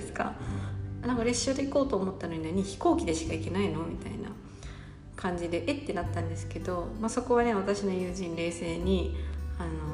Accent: Gifu, Japan; 私の出身地の岐阜県は

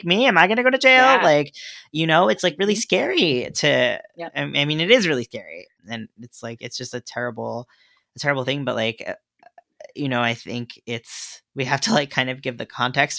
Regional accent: New York, United States; I'm a New Yorker

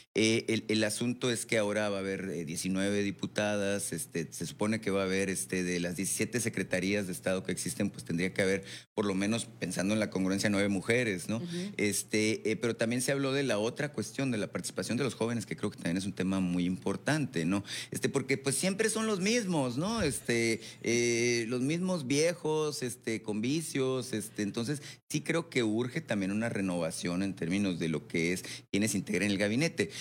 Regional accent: Sonora, Mexico; todos somos sonorenses

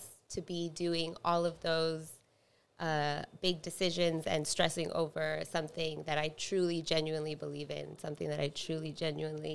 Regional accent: McAllen, Texas, United States; now in San Antonio, United States; my hometown, McAllen

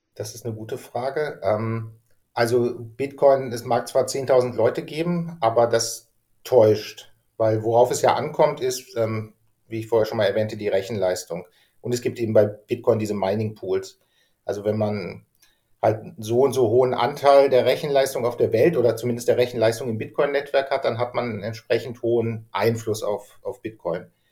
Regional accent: Germany; ich bin halt Deutscher.

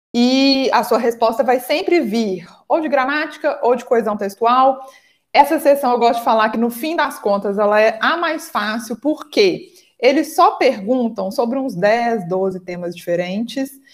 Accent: Minas Gerais, Brazil; aqui em Minas Gerais, eu sou de Minas, acho que vocês perceberam pelo meu sotaque

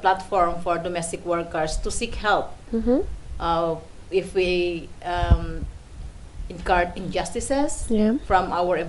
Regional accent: Philippines; English is a second language; moved away as an adult; also born or lived in Singapore / Macau; now in Hong Kong; Yeah, I'm already working here in Hong Kong for almost a decade, mm-hmm. and I came from the Philippines, and my job here is domestic worker.

